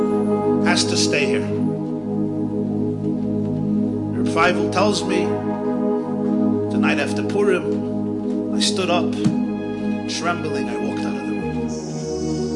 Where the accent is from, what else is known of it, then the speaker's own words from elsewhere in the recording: New York City, New York, United States; I grew up in the Crown Heights section of Brooklyn